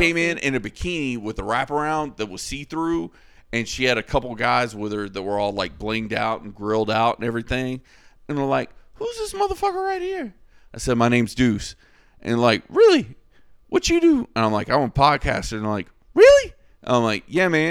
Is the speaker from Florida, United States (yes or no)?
yes; Florida, United States; I'm from Florida